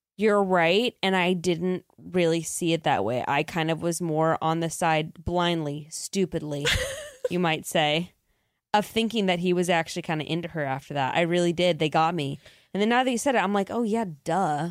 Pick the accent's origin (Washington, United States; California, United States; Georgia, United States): California, United States; we were born and raised in California